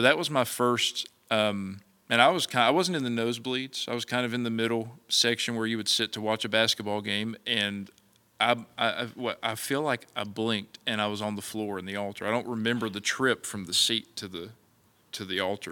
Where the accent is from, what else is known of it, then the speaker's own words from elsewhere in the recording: Mullins, South Carolina, United States; growing up in Mullins was Uh, it, I loved it. It was a small, small town